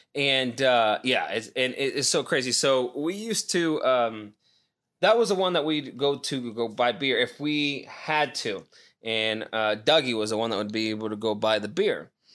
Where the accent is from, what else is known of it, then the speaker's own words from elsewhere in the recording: Nevada, United States; moved away; back in my hometown.